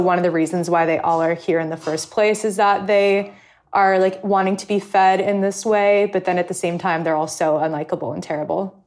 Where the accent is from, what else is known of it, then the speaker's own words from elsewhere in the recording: California, United States; now in New York, United States; I grew up in California